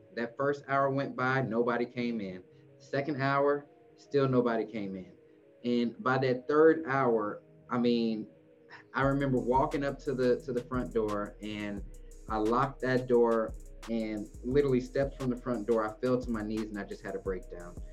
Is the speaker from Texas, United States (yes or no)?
yes; Houston, Texas, United States; now in Dallas, United States; I was born in Houston